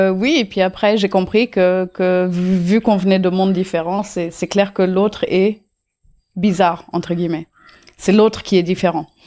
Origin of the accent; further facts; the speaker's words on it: Auroville, Tamil Nadu, India; Je suis née euh, à Ami, une communauté à Auroville, euh, euh, chez, chez, moi, en fait, dans, dans ma maison, euh, mm, dans ma maison d'enfance.